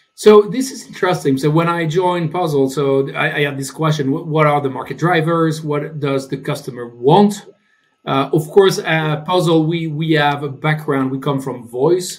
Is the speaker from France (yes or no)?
yes; France; English is a second language; moved away as an adult; also born or lived in United Kingdom / Germany; now in Stockholm, Sweden; As you can hear, I'm from France, uh, but I've been living in the UK, in Germany, now in Sweden.